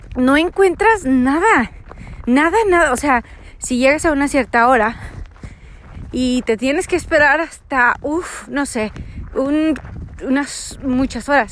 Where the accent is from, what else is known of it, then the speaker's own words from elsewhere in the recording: Texas, United States; soy de Texas